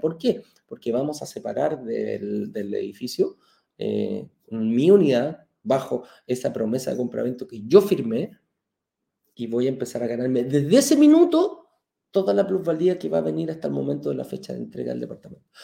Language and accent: Spanish; Chile; now in Mexico; lo que tenemos en Chile